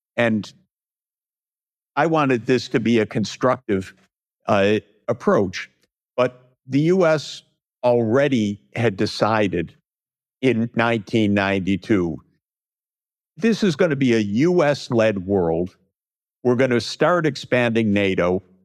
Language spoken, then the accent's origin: English; United States; I'm an American